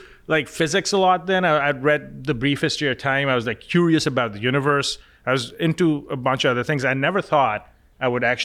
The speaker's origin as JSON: {"language": "English", "town": "Lahore", "region": "Punjab", "country": "Pakistan", "tie": "born or raised there", "said": "Growing up in Pakistan, in Lahore, which is, most of your audience probably never heard of that city, but there's 15 to 20 million people that live there."}